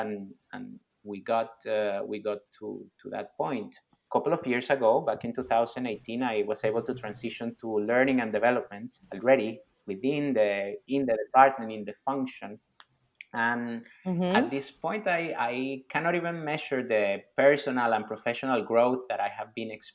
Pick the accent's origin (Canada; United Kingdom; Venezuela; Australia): Venezuela; moved away as an adult; also born or lived in Dubai, United Arab Emirates; now in Abu Dhabi, United Arab Emirates; I'm from Venezuela, based in the United Arab Emirates for the last 9 years.